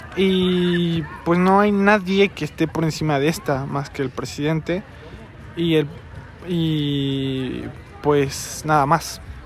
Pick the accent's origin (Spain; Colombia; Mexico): Mexico